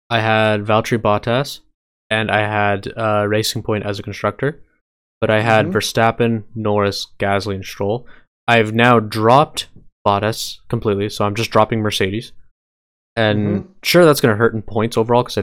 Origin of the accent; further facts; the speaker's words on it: Canada; we're Canadian.